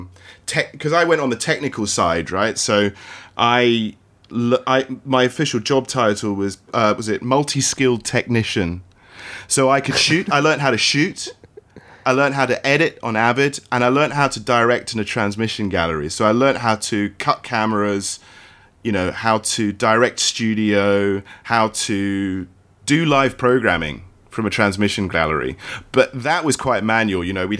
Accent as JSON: {"language": "English", "country": "Australia", "tie": "born or raised there", "also_born_or_lived": "Hong Kong", "said": "I grew up in Australia and in Hong Kong, and I really wanted to get out, and, you know, I really wanted to work in Hong Kong."}